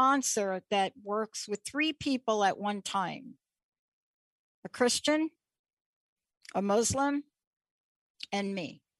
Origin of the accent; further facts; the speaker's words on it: New York City, New York, United States; I'm a kid from the Bronx. I grew up in New York City